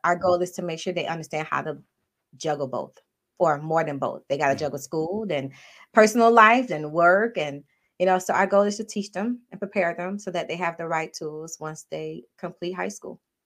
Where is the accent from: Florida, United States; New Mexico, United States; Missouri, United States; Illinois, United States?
Florida, United States; Miami; moved away as an adult; now in Maryland, United States; Parents are both from Haiti. Uh, but I was born and raised in Miami